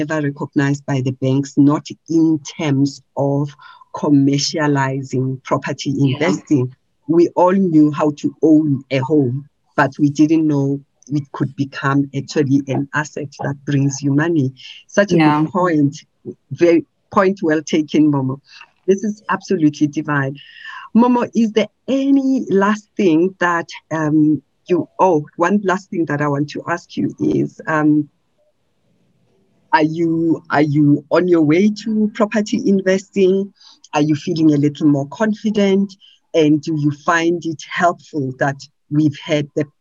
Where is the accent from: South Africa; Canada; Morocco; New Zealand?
South Africa; Gauteng; I come from Gauteng.